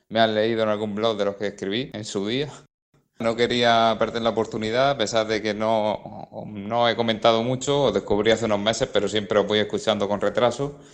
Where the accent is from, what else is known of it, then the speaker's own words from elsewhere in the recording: Murcia, Region of Murcia, Spain; soy de Murcia.